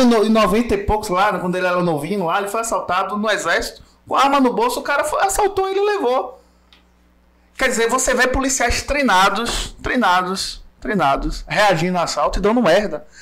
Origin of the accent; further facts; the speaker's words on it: Muritiba, Bahia, Brazil; eu morei a vida toda em Muritiba, nasci e cresci lá